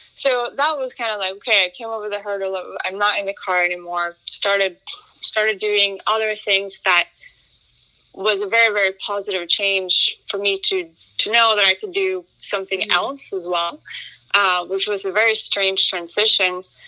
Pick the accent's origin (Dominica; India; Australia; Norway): Norway; I grew up in Norway. I'm, I'm, half Swedish, half Norwegian.